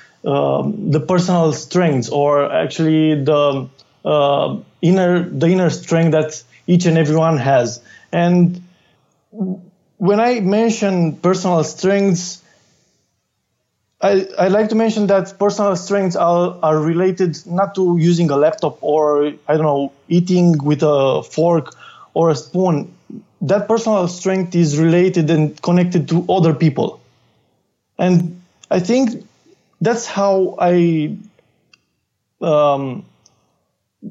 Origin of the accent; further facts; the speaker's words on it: Craiova, Dolj, Romania; it is my hometown. I'm living here since I was one.